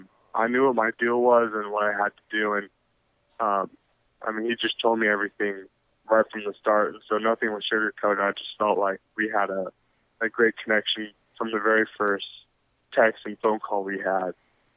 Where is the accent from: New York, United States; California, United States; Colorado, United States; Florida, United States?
California, United States; also born or lived in Vietnam; I was born in California.